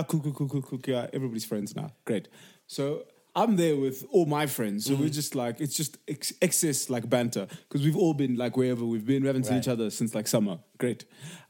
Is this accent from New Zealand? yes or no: no; Cape Town, Western Cape, South Africa; now in United States; We're in Cape Town, we're at Sea Point